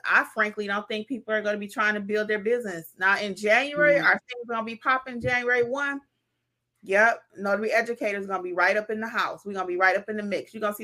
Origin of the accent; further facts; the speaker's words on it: Detroit, Michigan, United States; moved away; also born or lived in the South; I'm from Detroit originally